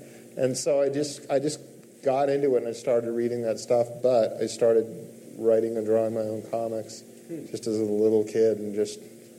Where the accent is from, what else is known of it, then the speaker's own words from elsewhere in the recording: Mendocino, California, United States; Mendocino, California. Okay. So mostly, we moved around a lot.